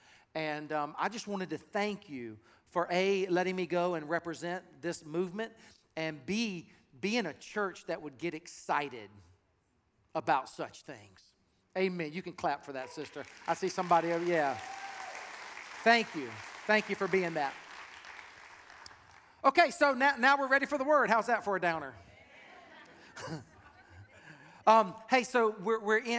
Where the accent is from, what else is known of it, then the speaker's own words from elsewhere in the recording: South Carolina, United States; moved away; I'm from South Carolina, and so I have a heart for that state